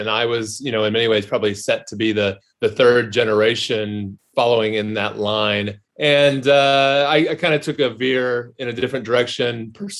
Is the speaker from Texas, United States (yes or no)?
yes; Texas, United States; also born or lived in California / Denver; Grew up in, I was born in California, grew up between Denver and then Texas.